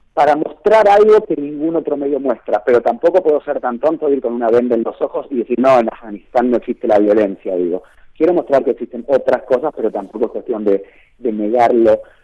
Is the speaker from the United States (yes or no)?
no; Argentina; soy argentino